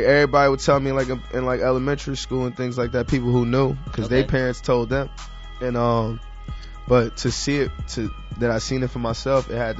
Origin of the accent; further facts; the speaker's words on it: New York City, New York, United States; I'm from Harlem, so we kind of got like that calm tone a little bit.